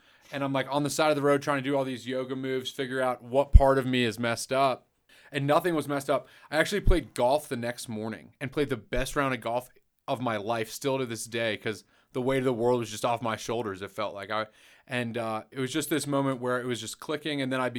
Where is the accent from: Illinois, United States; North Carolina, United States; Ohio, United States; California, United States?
North Carolina, United States; also born or lived in New York City, United States; North Carolina. But I was born in New York, New York City.